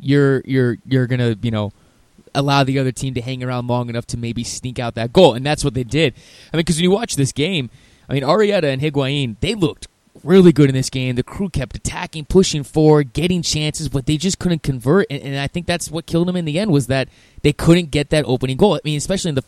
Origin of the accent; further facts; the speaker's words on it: Arizona, United States; I'm from Arizona